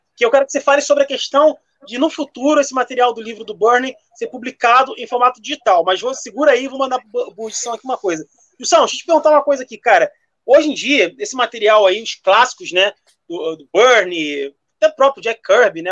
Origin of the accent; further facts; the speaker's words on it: Brazil; eu como brasileiro falo, nós brasileiros temos